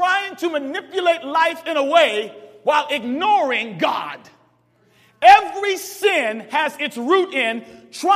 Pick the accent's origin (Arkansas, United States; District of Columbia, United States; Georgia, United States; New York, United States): District of Columbia, United States; Washington; I'm from Washington, D.C.